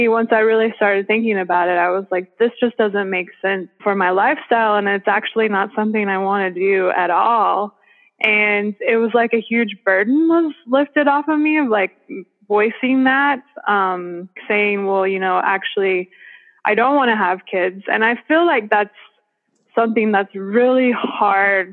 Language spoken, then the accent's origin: English; Western North Carolina, United States; moved away as an adult; also born or lived in Cambodia / South Florida; my hometown that I grew up